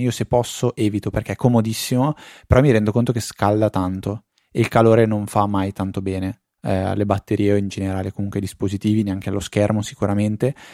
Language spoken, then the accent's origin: Italian; Italy